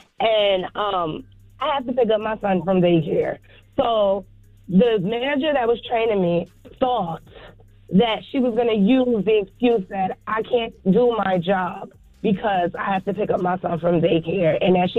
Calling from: New Jersey, United States; I'm coming from Jersey.

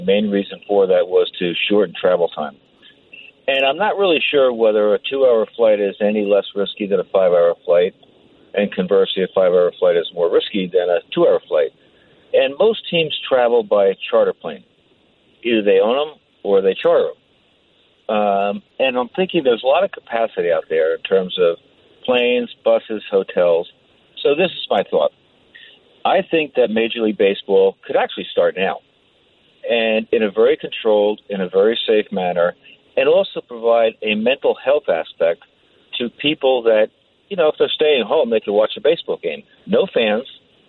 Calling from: Belmar, New Jersey, United States; Oh, I said I was from Belmar.

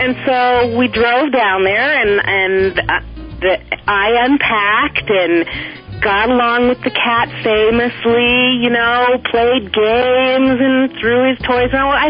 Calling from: Flagstaff, Arizona, United States; I'm calling from Flagstaff, Arizona.

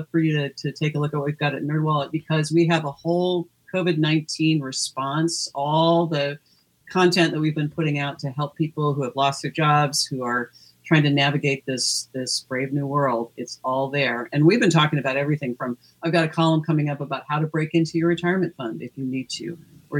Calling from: Los Angeles, California, United States; I am, Los Angeles.

